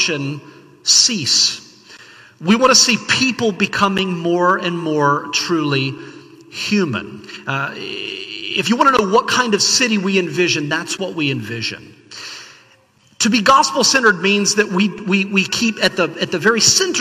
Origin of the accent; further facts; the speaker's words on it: the South, United States; I grew up in the South.